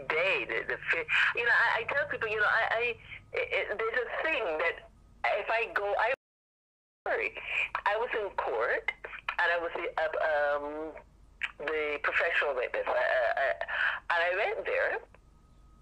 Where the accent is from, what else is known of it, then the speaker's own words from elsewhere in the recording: Barbados; moved away; I am from Barbados originally